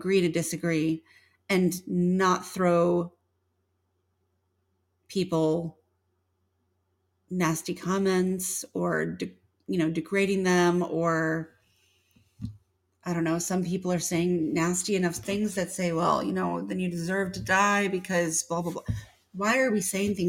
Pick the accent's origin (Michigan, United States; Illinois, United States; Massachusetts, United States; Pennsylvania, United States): Illinois, United States; northern; moved away as an adult; now in Georgia, United States; I'm from the north. I'm from Illinois. So in northern Illinois too, right at the border of Wisconsin